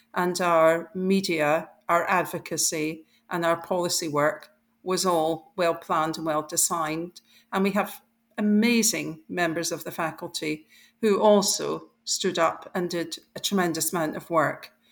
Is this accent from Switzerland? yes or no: no; Scotland, United Kingdom; I grew up in Scotland